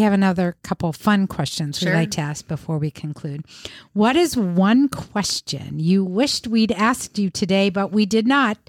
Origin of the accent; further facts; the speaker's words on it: Ohio, United States; I'm from Ohio.